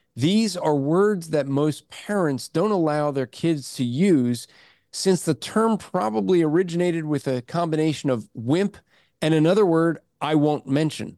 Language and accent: English; New Jersey, United States; moved away; growing up in Jersey